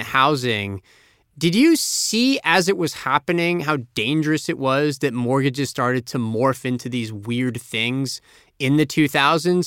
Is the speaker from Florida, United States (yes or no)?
yes; Tampa, Florida, United States; moved away; my hometown of Tampa, Florida